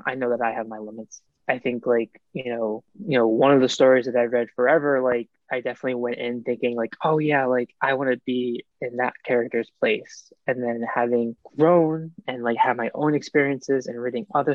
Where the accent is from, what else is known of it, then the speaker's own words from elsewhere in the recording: East Coast, United States; now in West Coast, United States; I grew up on the East Coast